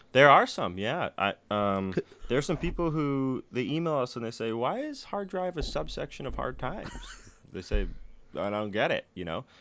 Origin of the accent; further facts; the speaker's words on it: Danville, California, United States; I grew up in Danville, so I grew up from like the affluent suburb version sure. of the Bay Area.